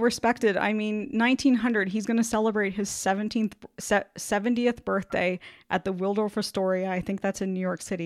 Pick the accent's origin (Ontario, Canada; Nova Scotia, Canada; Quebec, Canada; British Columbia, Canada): Ontario, Canada; an hour from London; London, Ontario, Canada, which is located an hour from my hometown